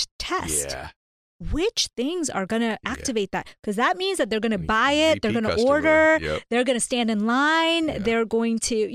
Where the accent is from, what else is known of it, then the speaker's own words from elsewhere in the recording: India; now in United States; So, long story short, I am an Indian, a South Asian immigrant to the U.S. And so we started out at this very low place